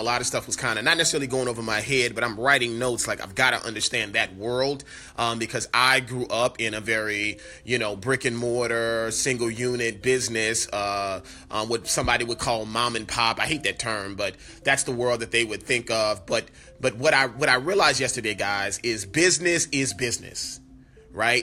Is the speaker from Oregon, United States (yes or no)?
no; New Orleans, Louisiana, United States; born or raised there; moved away